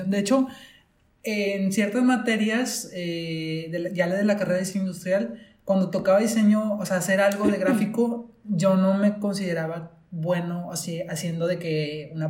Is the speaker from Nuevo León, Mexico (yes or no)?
yes; Monterrey, Nuevo León, Mexico; uh somos de Monterrey, por cierto.